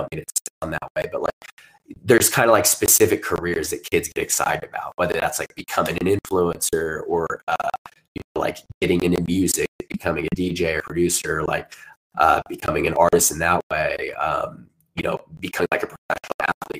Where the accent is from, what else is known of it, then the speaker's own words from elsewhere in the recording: Southern Indiana, United States; I was growing up in Southern Indiana